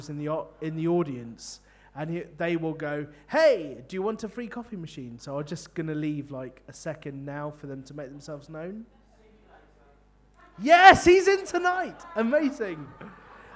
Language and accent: English; London, United Kingdom; now in Bristol, United Kingdom; I'm from London